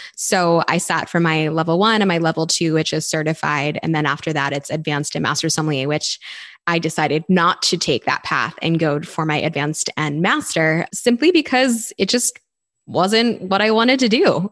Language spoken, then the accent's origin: English; Garnet Valley, Pennsylvania, United States; I grew up outside of Philadelphia in a small town called Garnet Valley